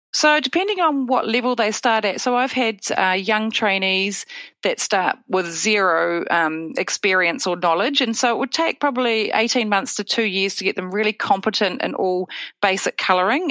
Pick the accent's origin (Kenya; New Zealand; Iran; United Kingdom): New Zealand; also born or lived in Wellington; I'm dialing in from Wellington, New Zealand